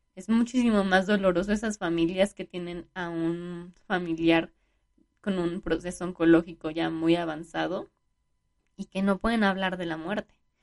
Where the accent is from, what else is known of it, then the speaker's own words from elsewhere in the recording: Mexico; como buenos mexicanos, pues fuimos como tomando de las, de las dos culturas